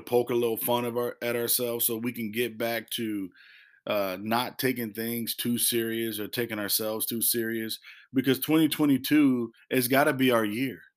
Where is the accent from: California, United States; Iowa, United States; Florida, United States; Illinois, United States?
Illinois, United States; now in North Carolina, United States; we did that as a family, and we used to do that back in, in Illinois